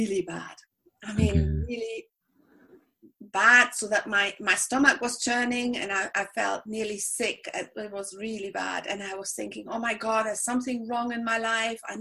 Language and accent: English; Berlin, Germany; English is a second language; moved away as an adult; now in Spain; I'm German. I'm from Berlin